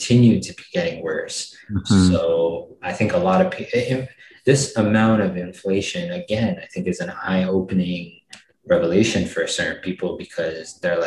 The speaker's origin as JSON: {"language": "English", "country": "Canada", "said": "as a Canadian"}